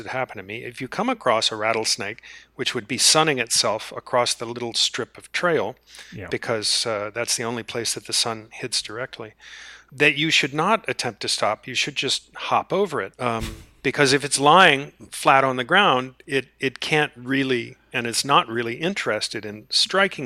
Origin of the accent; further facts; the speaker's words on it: Charlottesville, Virginia, United States; my hometown of, or just outside of my hometown in Virginia, Charlottesville